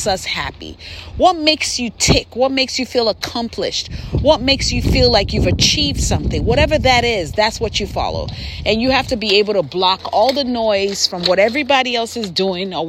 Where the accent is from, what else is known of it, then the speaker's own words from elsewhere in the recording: Nigeria; moved away; I'm from Nigeria, so I'm trying to teach my kids how to speak pidgin English